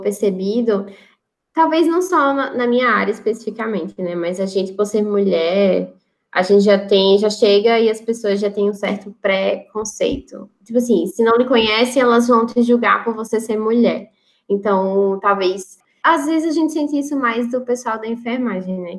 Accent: Natal, Rio Grande do Norte, Brazil; moved away; eu não tenho medo de voltar para a minha cidade, para o meu estado

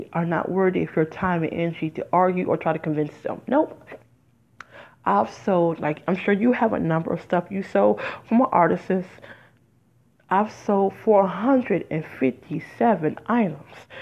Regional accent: Detroit, Michigan, United States; also born or lived in Las Vegas; now in New Jersey, United States; I'm originally from Detroit, even though I lived there 17 years

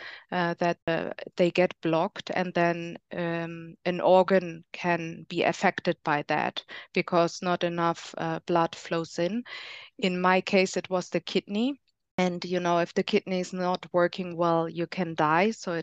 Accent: Germany; now in Spain; I'm from Germany, but I live in Spain

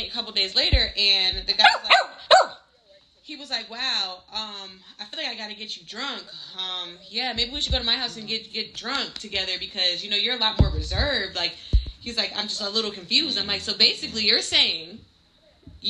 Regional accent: Connecticut, United States

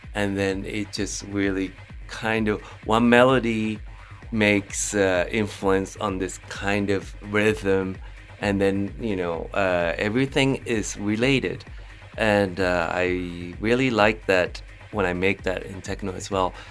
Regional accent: Japan; moved away; also born or lived in London, United Kingdom; I was uh, uh, just growing up in Japan, and then because my father's work, uh, I moved to um, London

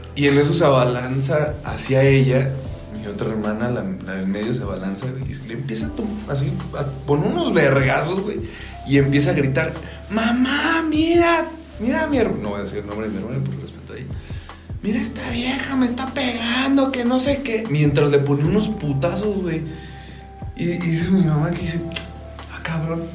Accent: Querétaro, Mexico; somos de Querétaro

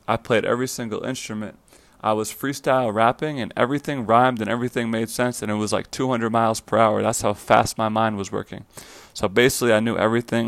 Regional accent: Fire Island, New York, United States; moved away as an adult; also born or lived in Florida; now in Los Angeles, United States; I grew up in Fire Island, New York. It's a small island off of Long Island, New York.

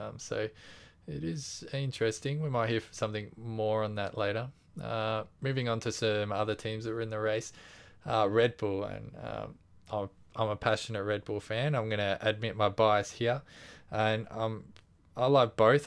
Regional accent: Australia; we're Australian

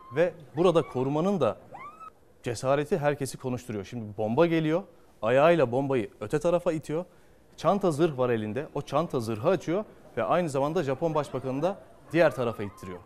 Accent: Çanakkale, Turkey; bir Çanakkale'li

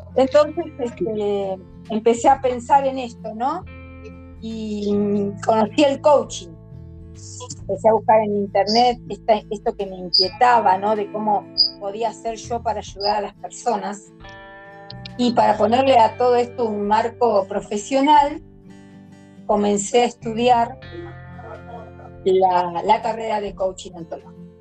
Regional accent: General Rodríguez, Buenos Aires Province, Argentina; siempre viví aquí en General Rodríguez desde que tengo más o menos tres años. Nací en Capital Federal, pero siempre, toda mi vida la viví en General Rodríguez

